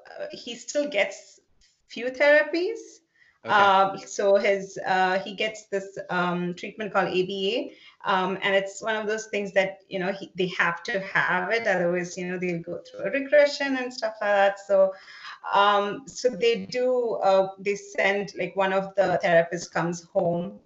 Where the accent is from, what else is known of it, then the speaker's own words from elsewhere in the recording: Dubai, United Arab Emirates; also born or lived in South India; now in Chicago, United States; I was born in India and I grew up in Dubai